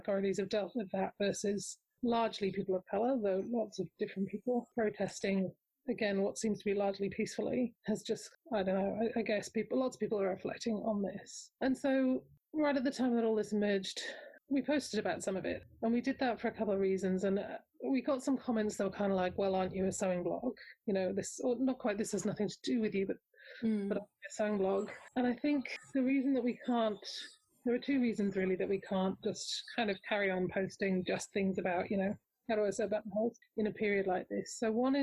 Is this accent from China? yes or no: no; Australia; I'm Australian